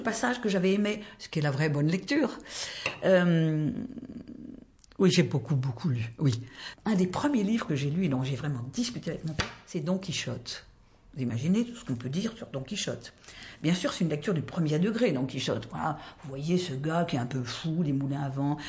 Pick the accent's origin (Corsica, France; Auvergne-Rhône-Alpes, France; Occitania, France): Occitania, France; Tarbes; now in Paris, France; Je suis née à Tarbes, dans les Hautes-Pyrénées